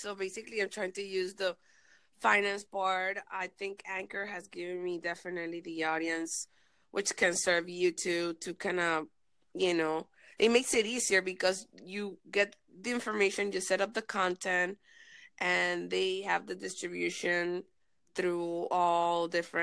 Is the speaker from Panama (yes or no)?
yes; Panama; now in Los Angeles, United States; I'm originally from Panama